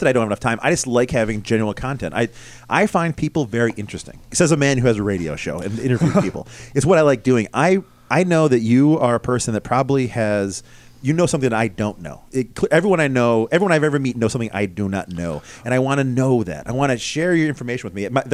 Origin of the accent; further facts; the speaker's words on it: West Bloomfield, New York, United States; I grew up in West Bloomfield, so I'm the same county